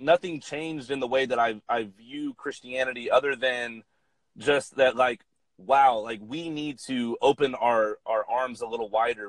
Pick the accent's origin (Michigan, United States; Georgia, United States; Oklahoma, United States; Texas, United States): Georgia, United States; Atlanta; I'm from Atlanta, Georgia, and I grew up about like mm-hmm. 30 minutes outside of the city